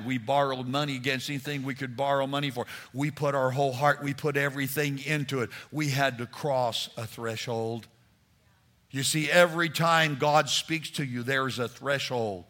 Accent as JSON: {"language": "English", "region": "New Mexico", "country": "United States", "tie": "born or raised there", "also_born_or_lived": "Texas", "moved": "as an adult", "said": "We were raised in New Mexico."}